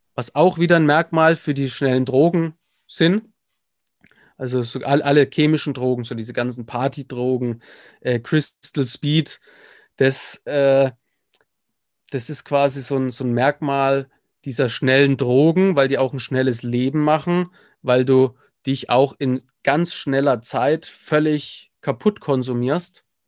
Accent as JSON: {"language": "German", "town": "Nuremberg", "region": "Bavaria", "country": "Germany", "tie": "born or raised there", "said": "bin im Prinzip aufgewachsen in der Nürnberger Südstadt."}